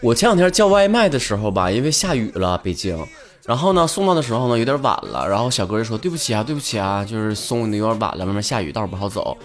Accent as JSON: {"language": "Chinese", "region": "Northeast China", "country": "China", "said": "我是东北人"}